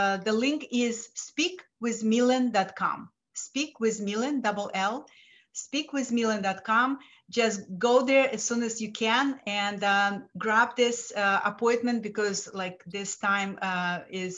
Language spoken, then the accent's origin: English; Lithuania; English is a second language; moved away as an adult; now in United States; I'm a first generation immigrant from Lithuania